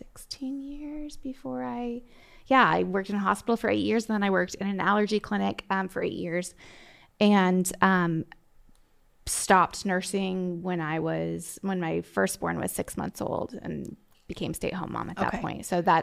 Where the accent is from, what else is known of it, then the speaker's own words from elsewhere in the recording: Iowa, United States; So I don't know exactly how much you want to know, but I grew up in Iowa.